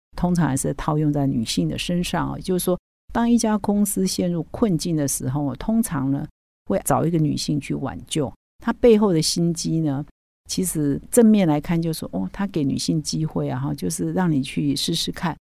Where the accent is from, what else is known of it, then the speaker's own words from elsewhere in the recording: Taiwan; 我们台湾人